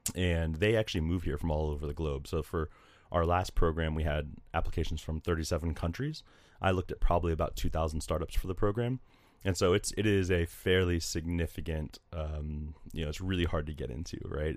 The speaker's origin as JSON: {"language": "English", "town": "Delray Beach", "region": "Florida", "country": "United States", "tie": "born or raised there", "also_born_or_lived": "Wake Forest, North Carolina", "moved": "yes", "said": "I grew up in South Florida, just north of Miami in a town called Delray Beach"}